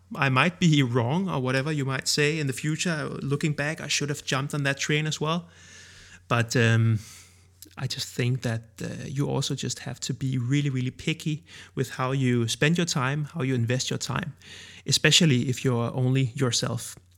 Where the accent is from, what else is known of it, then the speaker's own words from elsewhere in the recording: Denmark; accent: Danish; first language Danish; English is a second language; I created Danish ones in my own native language.